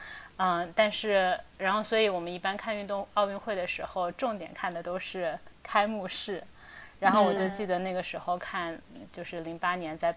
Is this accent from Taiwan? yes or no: no; China; moved away as an adult; 尽管我作为一个就土生土长的中国人，但我觉得可能就是去国外读书，然后工作，有的时候用英文